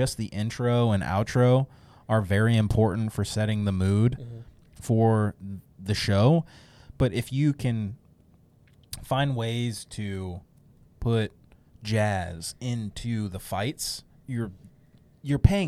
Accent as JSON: {"language": "English", "area": "Bay Area", "region": "California", "country": "United States", "tie": "born or raised there", "said": "I grew up in the Bay Area"}